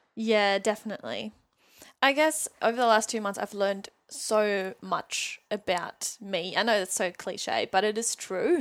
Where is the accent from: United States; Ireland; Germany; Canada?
Germany; English is a second language; moved away as an adult; also born or lived in Sydney, Australia / New Zealand; now in Newcastle, Australia; I was born and raised in Germany. I lived there for eighteen years.